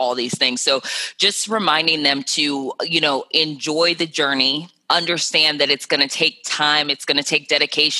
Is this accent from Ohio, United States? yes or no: yes; Cleveland, Ohio, United States; now in New York City, United States; I'm from Cleveland, Ohio